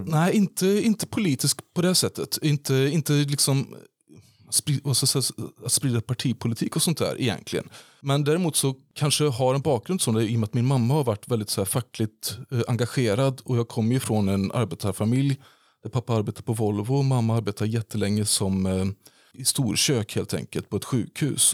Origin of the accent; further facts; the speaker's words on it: Falköping, Västra Götaland, Sweden; jag är ju född två mil därifrån eh, på Bondvischan vid, eh, vid Hornborgaån. Så jag kom från, jag kom från Hornborga. Och Falköping var ju den närmsta staden.